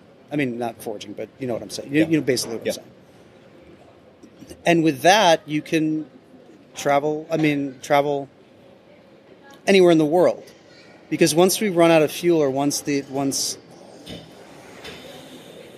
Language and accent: English; Midwestern town, United States; In my Midwestern town